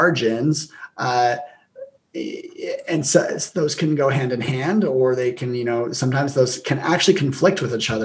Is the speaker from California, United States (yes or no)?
no; Logan, Utah, United States; my hometown, Logan